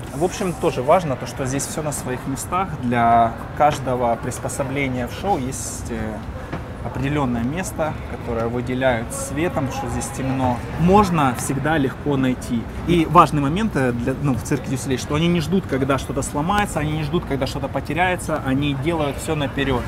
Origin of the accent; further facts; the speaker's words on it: Donetsk, Donetsk Oblast, Ukraine; moved away as an adult; now in United States; Я в Донецке. Я из Донецка. В 2013 году я вернулся домой в Донецк